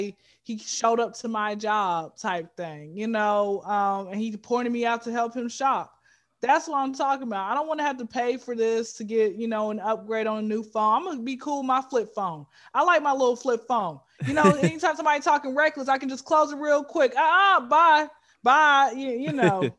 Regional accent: Atlanta, Georgia, United States; Born and raised in Atlanta.

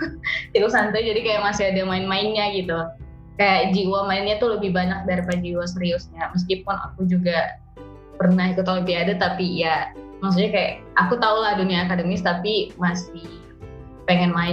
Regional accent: Sulawesi, Indonesia; also born or lived in Tangerang; uh, ya Sulawesi besarnya sampai SMA gitu. Jadi walaupun aku bukan asli Sulawesi atau walaupun aku lahir lahirnya Tangerang, tapi ya aku besar dengan budaya Sulawesi gitu kan.

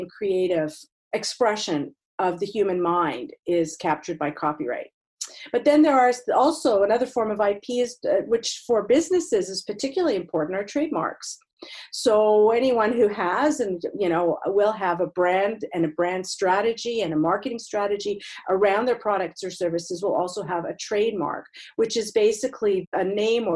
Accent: Montreal, Quebec, Canada; moved away; I'm originally from Montreal

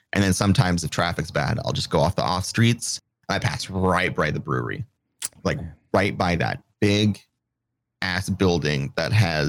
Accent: United Kingdom; So I'm British.

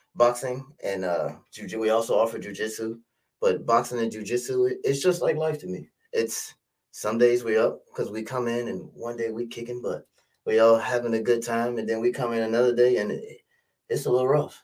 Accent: Richmond, Virginia, United States; moved away as an adult; now in Maryland, United States; I'm actually from Richmond, Virginia

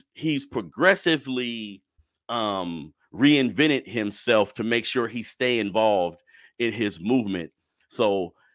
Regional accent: Sacramento, California, United States; I'm from Sacramento, California

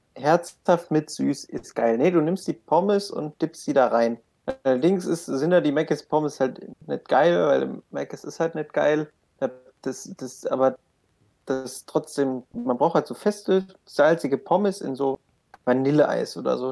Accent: Kölschhausen, Hesse, Germany; ich komme aus Kölschhausen, Dorf mit 800 Einwohnern, da geht nicht viel

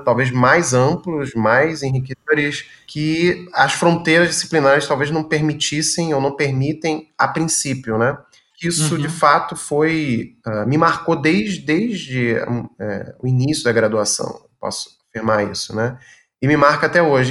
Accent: Rio de Janeiro, Brazil; moved away as an adult; now in Rio Grande do Sul, Brazil; no Rio de Janeiro em particular, enfim, onde eu nasci

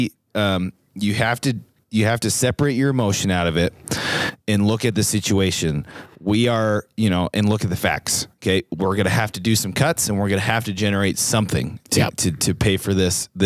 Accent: Sheridan, Wyoming, United States; we're third generation Wyomingites. We're both from Sheridan

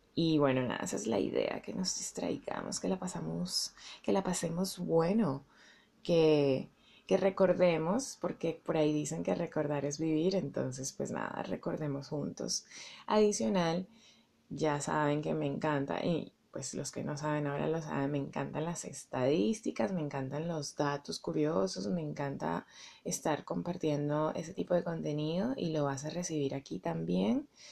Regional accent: Venezuela; also born or lived in Bogotá, Colombia; now in Colombia; Soy venezolana y colombiana. Mis padres, los dos son rolos, se casaron y se fueron a vivir a Caracas

